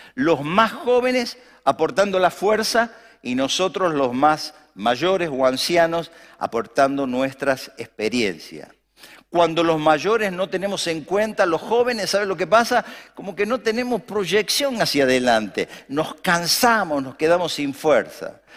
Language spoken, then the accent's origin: Spanish; Argentina